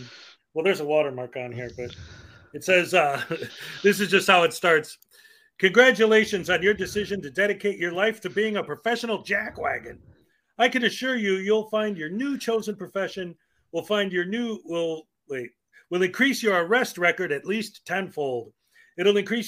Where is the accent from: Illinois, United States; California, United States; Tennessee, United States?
Illinois, United States; Chicago; I'm from Chicago